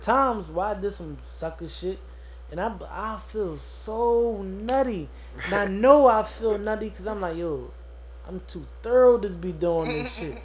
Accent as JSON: {"language": "English", "town": "Philadelphia", "region": "Pennsylvania", "country": "United States", "tie": "born or raised there", "said": "I grew up on 17 with Dover"}